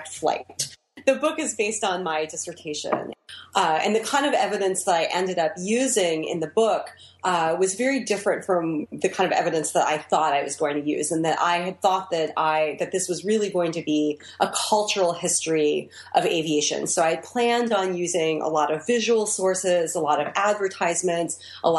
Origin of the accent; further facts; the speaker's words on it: Dayton, Ohio, United States; moved away; also born or lived in New York; I grew up in Dayton, Ohio